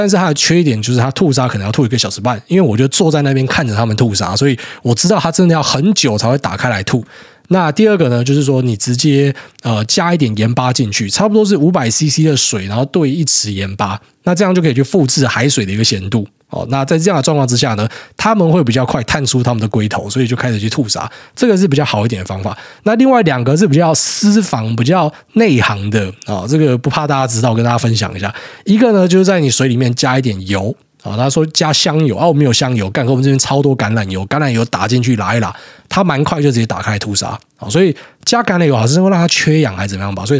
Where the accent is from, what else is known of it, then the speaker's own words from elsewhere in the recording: Taiwan; moved away; 我从台湾过来，每次最大的一个冲击就是前一两个礼拜一定会很不舒服